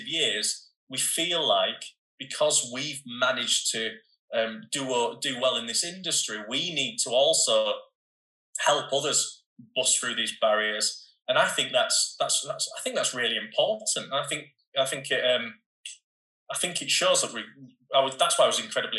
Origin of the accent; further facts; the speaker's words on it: Bradford, Yorkshire and the Humber, United Kingdom; I was a kid from Bradford